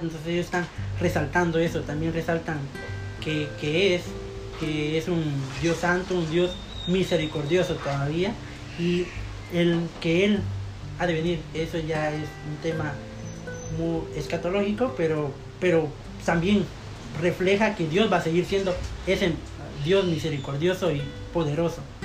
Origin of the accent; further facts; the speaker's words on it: Zacapa, Guatemala; now in Guatemala City, Guatemala; antes soy del departamento de Zacapa, pero ahora vivo en la capital